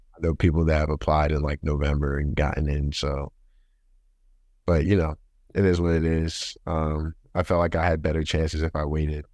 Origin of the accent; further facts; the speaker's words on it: Baltimore, Maryland, United States; moved away as an adult; now in Boston, United States; I'm from Baltimore, Maryland. Uh, that's where I grew up, like, born and raised.